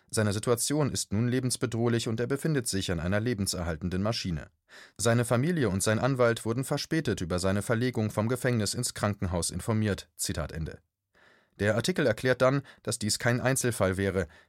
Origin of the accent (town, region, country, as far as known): Germany